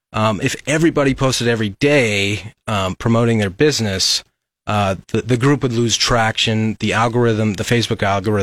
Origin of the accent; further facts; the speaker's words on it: Lincoln, Nebraska, United States; Well, I'm born and raised in Lincoln. I went to LCS High School, graduated from the University of Nebraska Lincoln in economics.